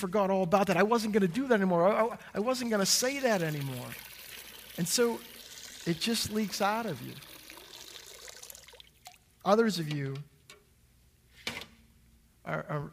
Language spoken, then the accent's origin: English; United States; I'm an American